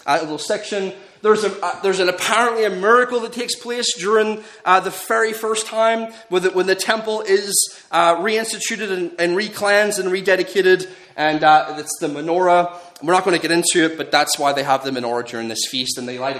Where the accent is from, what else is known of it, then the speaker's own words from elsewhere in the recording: Northern Ireland, United Kingdom; growing up in Northern Ireland